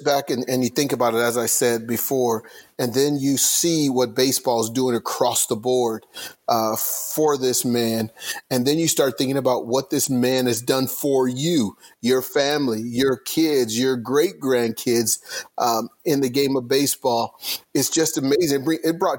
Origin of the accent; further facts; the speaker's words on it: Southern California, United States; when I was growing up in Southern California